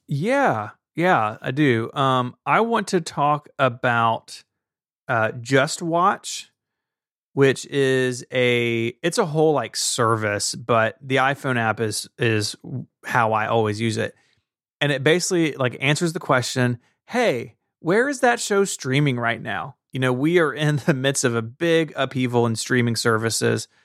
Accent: Tennessee, United States; I'm from Tennessee and I talk the way that I talk

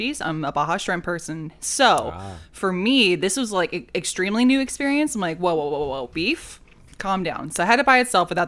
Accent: Dallas, Texas, United States; I've lived in Texas my whole life. Mm-hmm. I grew up in the Dallas area, and that's heavy on Tex-Mex

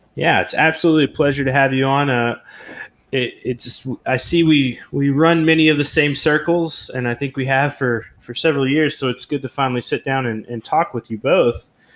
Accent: Oklahoma, United States; moved away as an adult; I'm originally from Oklahoma, and I, I, moved away from there when I was like 18 years old

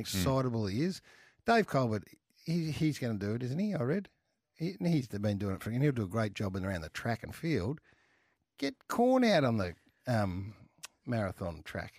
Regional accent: Australia; I'm an Aussie too

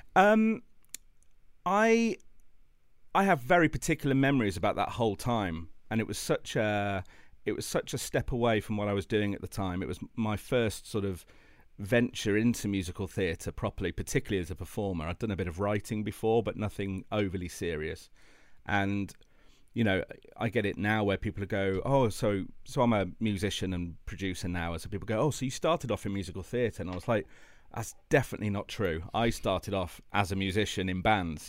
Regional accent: Midlands, United Kingdom; I grew up in the Midlands

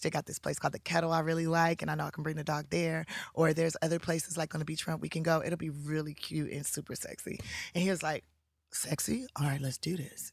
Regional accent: Los Angeles, California, United States; I'm from South Central Los Angeles

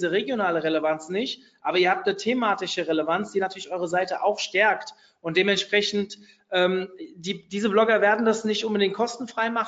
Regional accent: Hofheim, Hesse, Germany; Also keine Ahnung, ich komme jetzt hier aus Hofheim, das wissen ja viele von euch

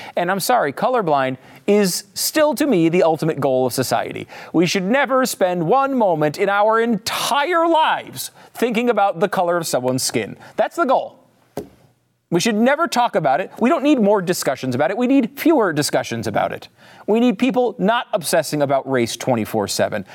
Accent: Connecticut, United States; now in Texas, United States; I live in Texas, and everybody says y'all, but I'm from Connecticut

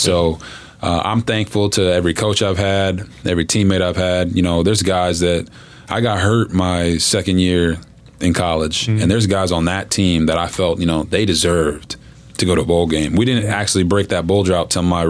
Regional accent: Copperas Cove, Texas, United States; I come from Copper's Cove, Texas, where football's king.

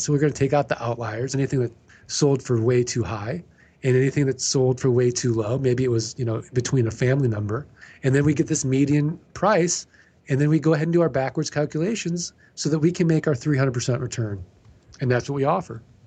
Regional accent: Missouri, United States; I'm from Missouri. We're the show me state

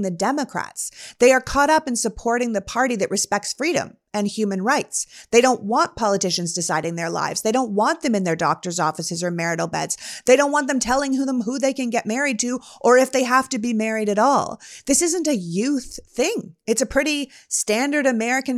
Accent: Canada; now in United States; I was born and raised in Canada

